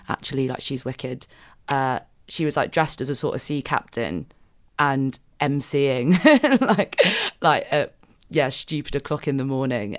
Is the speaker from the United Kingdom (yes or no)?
yes; London, United Kingdom; now in Manchester, United Kingdom; I'm, I'm from London, so I have only ever really, like, been out in, like, London and Manchester